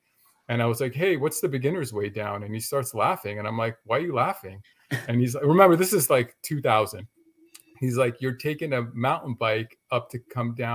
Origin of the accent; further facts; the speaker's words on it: Los Angeles, California, United States; I grew up in LA in the San Fernando Valley